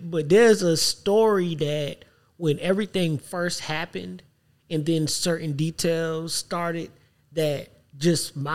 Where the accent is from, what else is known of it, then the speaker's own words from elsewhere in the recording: Savannah, Georgia, United States; moved away; also born or lived in Atlanta; I'm from Savannah. I'm also Geechee